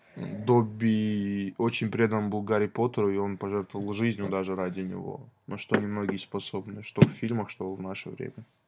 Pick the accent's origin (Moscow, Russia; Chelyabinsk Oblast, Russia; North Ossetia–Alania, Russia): North Ossetia–Alania, Russia; Vladikavkaz; Мы с хэтагом из Владикавказа